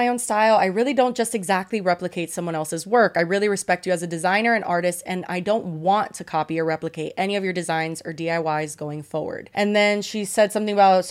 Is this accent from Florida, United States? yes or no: yes; Miami, Florida, United States; accent: Miami; my Miami accent